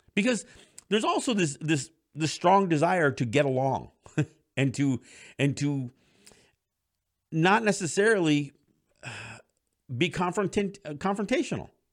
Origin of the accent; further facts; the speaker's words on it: Kahnawake, Quebec, Canada; my generation, especially from Ganawage and some of the other Mohawk territories, doesn't speak the language